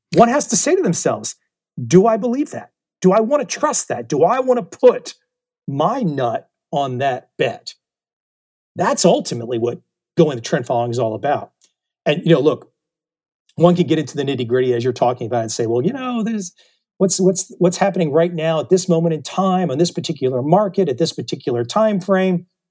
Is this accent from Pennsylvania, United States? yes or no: no; Washington, District of Columbia, United States; moved away as an adult; now in Saigon, Vietnam; I grew up in the Washington, D C area